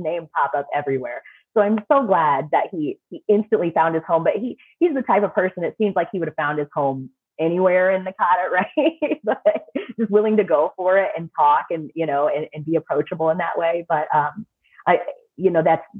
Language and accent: English; St. Louis, Missouri, United States; I'm from the St. Louis area